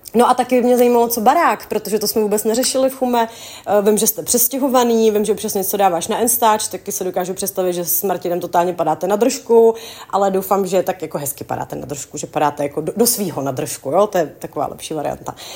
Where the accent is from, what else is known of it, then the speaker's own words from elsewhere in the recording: Czechia; u nás v Čechách